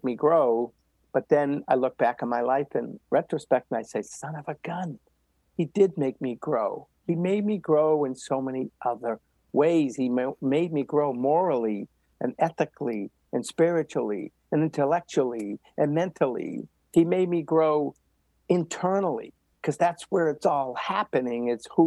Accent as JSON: {"language": "English", "town": "Medford", "region": "Massachusetts", "country": "United States", "tie": "born or raised there", "said": "I grew up right outside of Boston in Medford, Mass"}